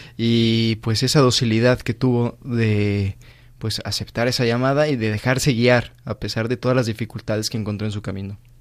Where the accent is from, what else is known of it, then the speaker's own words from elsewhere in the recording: Mexico; moved away as an adult; now in Madrid, Spain; soy de México